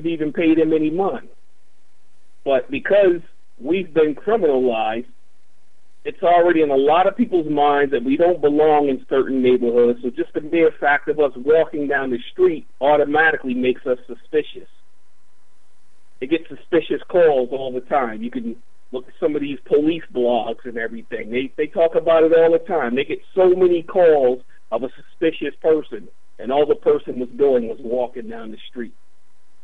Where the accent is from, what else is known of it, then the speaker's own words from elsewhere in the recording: Baltimore, Maryland, United States; I'm originally from West Baltimore. I experienced it as a child in West Baltimore.